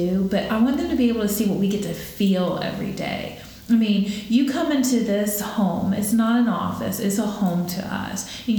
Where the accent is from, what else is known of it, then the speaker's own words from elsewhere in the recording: Jacksonville, Florida, United States; I was born and raised here in Jacksonville